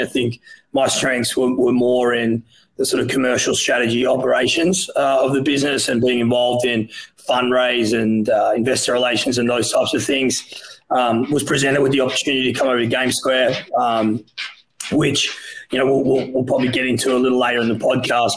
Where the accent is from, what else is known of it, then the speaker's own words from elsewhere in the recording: Australia; moved away as an adult; now in United States; I'm Australian